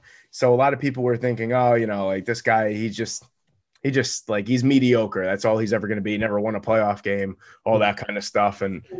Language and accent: English; New York, United States; But me being a New Yorker, we like stereotypically don't really like Los Angeles.